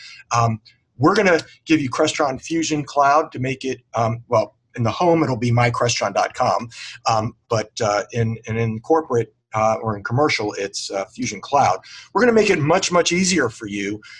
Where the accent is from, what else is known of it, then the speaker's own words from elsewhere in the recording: Washington, District of Columbia, United States; I was raised in the Washington D.C. area.